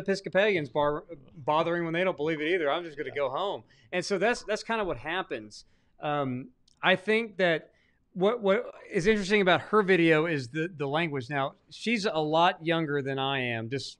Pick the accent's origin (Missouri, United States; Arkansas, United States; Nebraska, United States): Arkansas, United States; And I'm from Arkansas, remember, and I've seen very few.